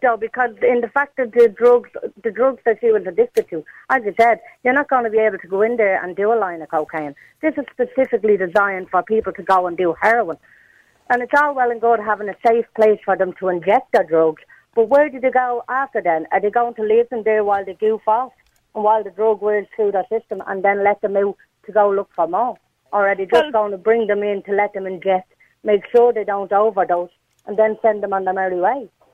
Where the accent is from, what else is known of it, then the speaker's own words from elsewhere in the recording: Dublin, Leinster, Ireland; I grew up in Ballymun, like all through my teenage years